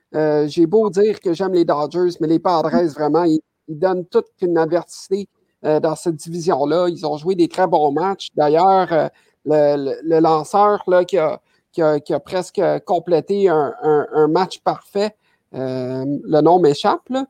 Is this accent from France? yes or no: no; Quebec, Canada; chez nous, au Québec, à Montréal